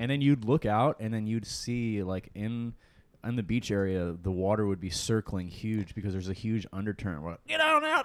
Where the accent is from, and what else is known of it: Lorain, Ohio, United States